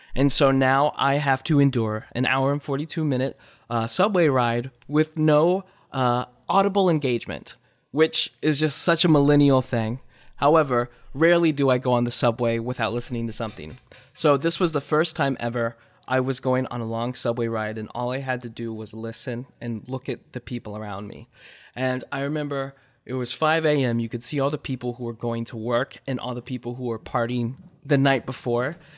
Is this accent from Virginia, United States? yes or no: yes; Forest, Virginia, United States; moved away as an adult; also born or lived in Harrisonburg, Virginia / Los Angeles; now in New York City, United States; I was born in a little town called Forest, Virginia